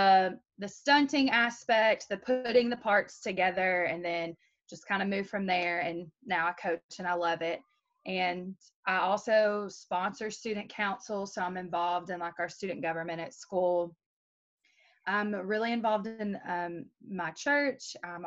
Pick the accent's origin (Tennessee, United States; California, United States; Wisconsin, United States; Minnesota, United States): Tennessee, United States; Maryville; I'm from Maryville, Tennessee